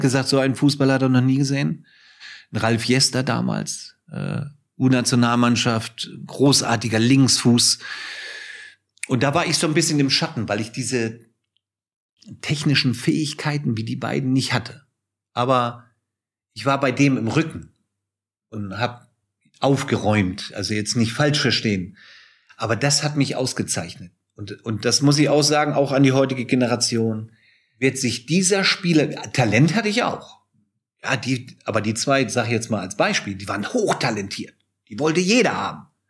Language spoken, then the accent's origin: German; Hamburg, Germany; moved away; also born or lived in Munich; ich bin ja zurückgezogen nach Hamburg